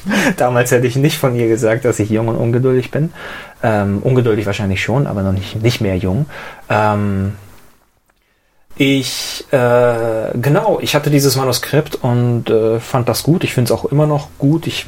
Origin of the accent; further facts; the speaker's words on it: Niefern-Öschelbronn, Baden-Württemberg, Germany; now in Stuttgart, Germany; Äh, ich bin äh, Pfnieferner und damit ja eigentlich sogar Badener.